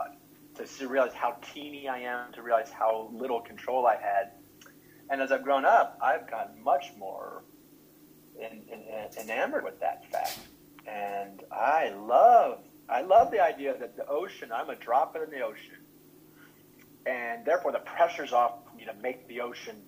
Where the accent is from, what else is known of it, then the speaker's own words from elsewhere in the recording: Chicago, Illinois, United States; also born or lived in St. Louis / Milwaukee; I grew up in Chicago mostly, but also St. Louis, and spent some time in Milwaukee.